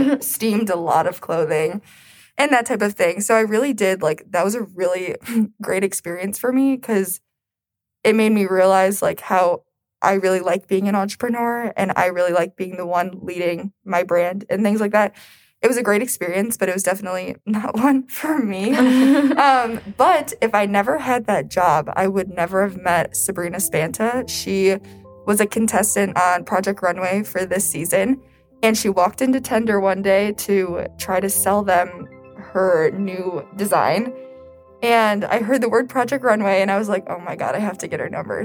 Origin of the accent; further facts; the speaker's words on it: Detroit, Michigan, United States; I'm from Metro Detroit